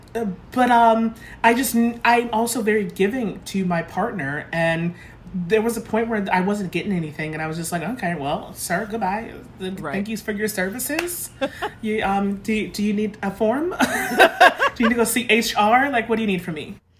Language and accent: English; Lynn, Massachusetts, United States; I'm from the North Shore